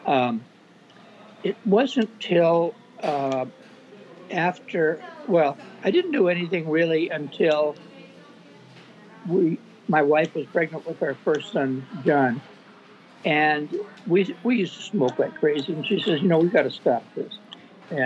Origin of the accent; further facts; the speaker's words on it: Sublimity, Oregon, United States; moved away as an adult; now in Camano Island, United States; I grew up in a small town in Oregon, Sublimity, Oregon.